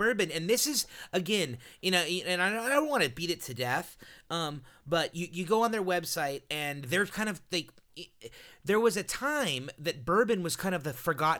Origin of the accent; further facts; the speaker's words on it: California, United States; I mean, I'm from Southern California.